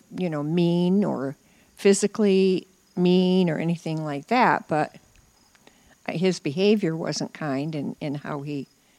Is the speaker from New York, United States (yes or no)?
yes; near Heuvelton, New York, United States; moved away; also born or lived in Illinois; I lived in a very small... I didn't even live in a village. I lived in the country.